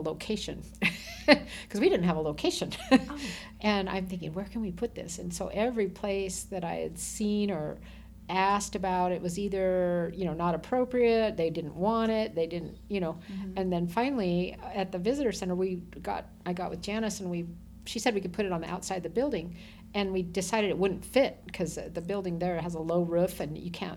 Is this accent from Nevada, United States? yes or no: yes; Boulder City, Nevada, United States; also born or lived in Minnesota / Moapa Valley, Nevada; I grew up in Boulder City